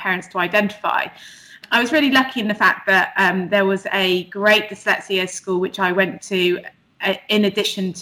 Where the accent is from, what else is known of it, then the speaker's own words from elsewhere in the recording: Bristol, South West England, United Kingdom; now in London, United Kingdom; I grew up in Bristol, but I now live in London.